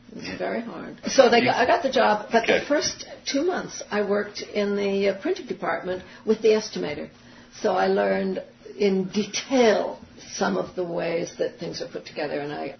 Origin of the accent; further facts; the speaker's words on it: New York, United States; They just saw me, and I was somebody who understood production, and I was from New York, and I talked a good talk.